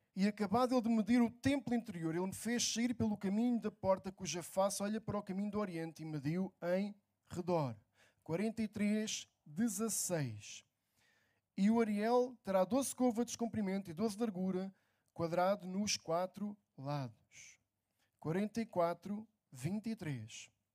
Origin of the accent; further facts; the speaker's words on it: near Lisbon, Portugal; Estou é em Lisboa, trabalho em Lisboa, morei perto de Lisboa sempre